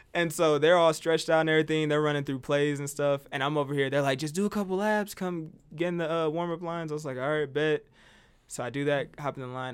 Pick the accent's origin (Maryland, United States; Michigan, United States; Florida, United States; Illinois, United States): Illinois, United States; Decatur; now in Albuquerque, United States; I'm from Decatur, Illinois. Yeah, I think I'm a small town kid.